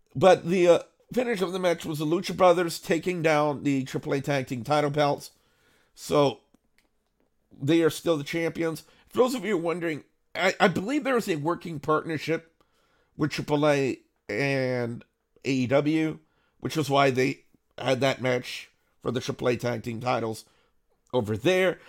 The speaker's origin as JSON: {"language": "English", "region": "Louisiana", "country": "United States", "said": "I'm Cajun. I'm from Louisiana"}